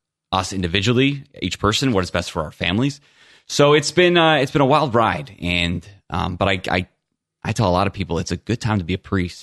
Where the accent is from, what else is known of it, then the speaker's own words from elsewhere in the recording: Ireland; Yes. I'm an Irish Catholic cop as a father.